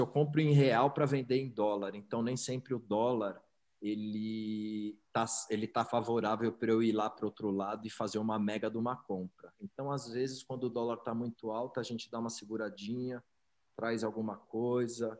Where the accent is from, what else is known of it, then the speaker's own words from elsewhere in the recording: São Paulo, Brazil; eu sou paulistano, nasci, nasci em São Paulo, é, cresci no Alto de Pinheiros